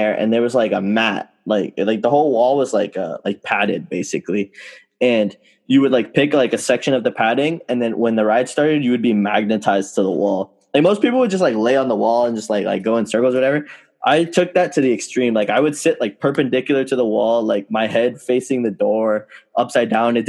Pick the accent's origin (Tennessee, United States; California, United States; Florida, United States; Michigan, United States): Florida, United States; we're from Florida, so like we've obviously gone to Disney since we were kids and stuff